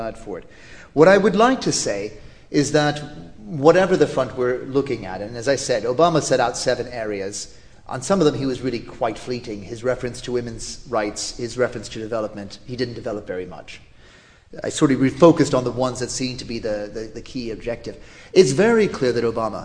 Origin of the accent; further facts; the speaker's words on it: United States; accent: American; I am an American